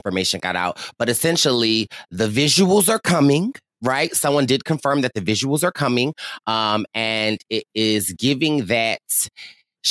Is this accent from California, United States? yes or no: no; Philadelphia, Pennsylvania, United States; as a Philadelphian